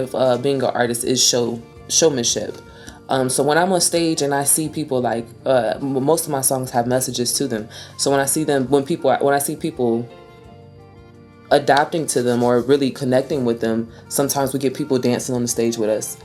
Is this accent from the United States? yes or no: yes; Ohio, United States; moved away; we're from Ohio